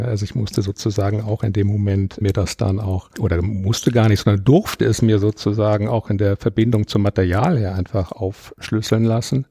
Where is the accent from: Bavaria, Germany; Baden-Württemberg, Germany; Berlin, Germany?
Bavaria, Germany; Würzburg; now in Munich, Germany; Ich bin in Würzburg geboren.